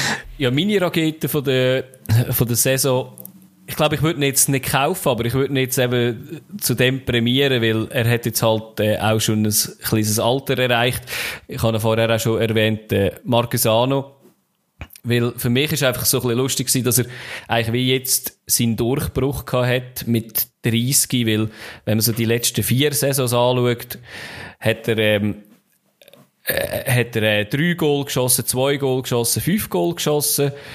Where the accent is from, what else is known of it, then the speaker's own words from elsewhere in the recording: Central Switzerland, Switzerland; bei uns in der Innerschweiz